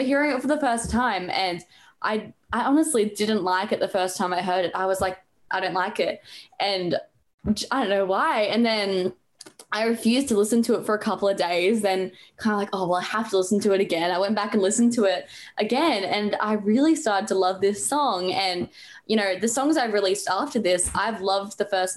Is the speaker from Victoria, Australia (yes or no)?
no; Brisbane, Queensland, Australia; also born or lived in Gold Coast; I was born in Brisbane. I live on the Gold Coast. So been here for all 16 years of my life.